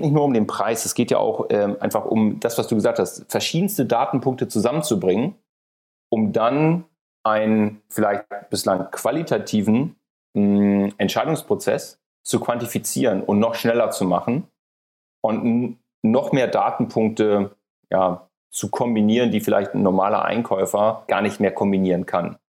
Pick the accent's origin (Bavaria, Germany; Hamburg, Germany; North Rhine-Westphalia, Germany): Hamburg, Germany; moved away; aus meiner alten Heimat, aus Hamburg